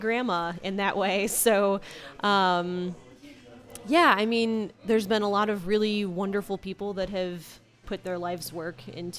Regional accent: St. Louis, Missouri, United States; I'm from St. Louis. I went to Rosati Kane High School.

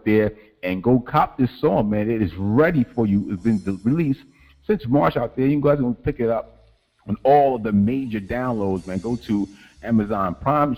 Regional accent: the New York area, New Jersey, United States; now in Columbus, Ohio, United States; I'm originally from the East Coast, out there in New Jersey, the New York area

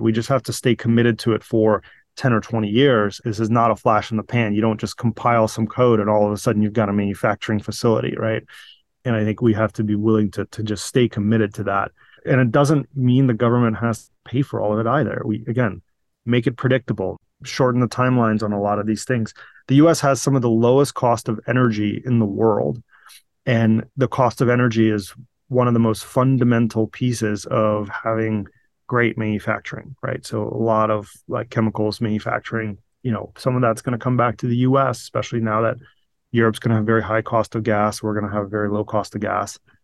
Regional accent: Virginia, United States; moved away as an adult; also born or lived in Sevastopol, Crimea / Saint Petersburg, Russia; now in California, United States; I grew up in, in, in Virginia through high school

